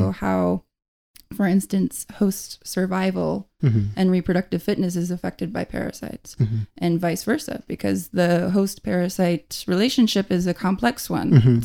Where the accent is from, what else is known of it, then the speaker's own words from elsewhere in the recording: western Michigan, United States; moved away; also born or lived in Georgia; I am from Michigan, from the western part of the state, so not far from Lake Michigan